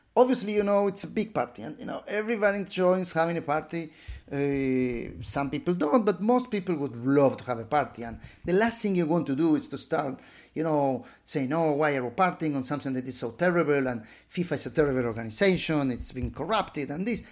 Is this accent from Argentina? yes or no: yes; Buenos Aires, Argentina; moved away; living in my hometown of, uh, Buenos Aires, a middle-class boy